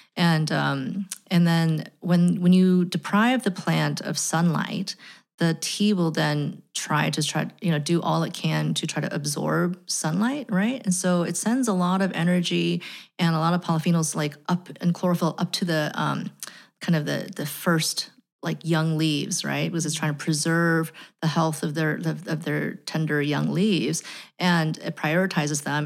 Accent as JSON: {"language": "English", "country": "United States", "said": "As an American"}